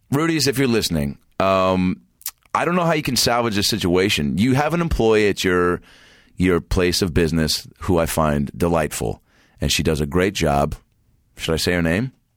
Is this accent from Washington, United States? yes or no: yes; Seattle, Washington, United States; moved away; I grew up in the Pacific Northwest